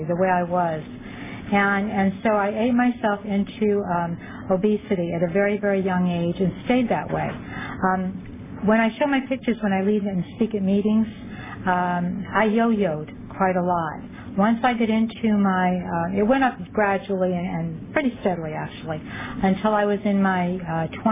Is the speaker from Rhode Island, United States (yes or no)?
yes; Rhode Island, United States; moved away as an adult; also born or lived in Fallon, Nevada; now in Los Angeles County, United States; We moved from Rhode Island, which is where I'm from, to the West Coast